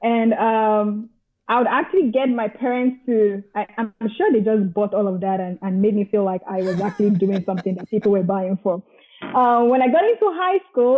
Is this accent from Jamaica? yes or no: no; Nigeria; moved away as an adult; also born or lived in Dublin, Ireland / Scotland; now in Canada; I was born in Nigeria. Nigeria is in Africa. I was here all the way to high school, and then I moved to Dublin, Ireland for my first degree.